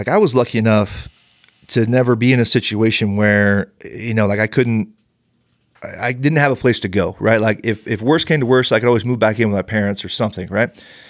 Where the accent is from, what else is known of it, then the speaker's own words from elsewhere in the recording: Bakersfield, California, United States; moved away as an adult; I grew up an hour and a half north of LA in Bakersfield. Okay. So I am an LA sports guy. Those are my teams. I've lived up here. I came up here to go to the Y, and I've been up here for 16 years.